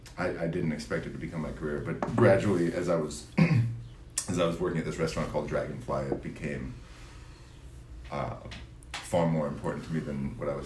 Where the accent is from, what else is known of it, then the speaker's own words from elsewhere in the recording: Grass Valley, California, United States; also born or lived in Texas; now in New York, United States; I grew up in Northern California. Grass Valley is my hometown.